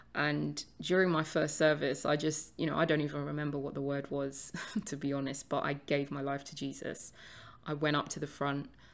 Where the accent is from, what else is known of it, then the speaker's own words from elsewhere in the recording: London, United Kingdom; I was born and raised in London, although I did spend a few years living in a very small village about forty-five minutes outside of London from about the age of nine.